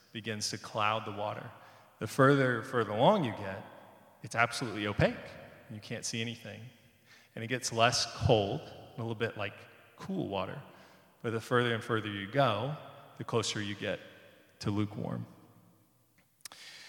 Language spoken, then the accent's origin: English; Florida, United States; I grew up in Florida, and many people would think the beach. I grew up in a beautiful beach town.